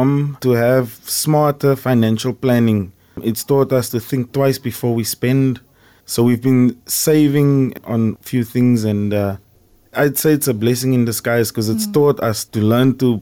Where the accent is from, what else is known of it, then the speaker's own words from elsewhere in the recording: Saron, Western Cape, South Africa; growing up in Saron